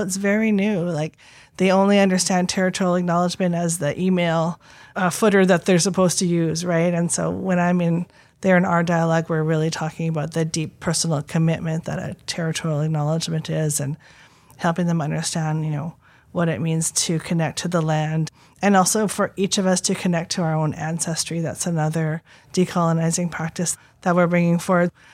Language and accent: English; Squamish, British Columbia, Canada; being born Squamish and then going to school and learning that I'm Indian